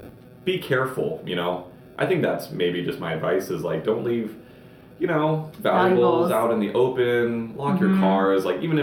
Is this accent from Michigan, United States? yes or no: no; North Shore, Oahu, Hawaii, United States; growing up on the North Shore